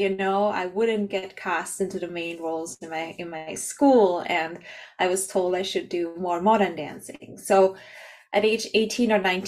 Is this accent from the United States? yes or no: no; Austria; moved away as an adult; also born or lived in Canada; I'm from Austria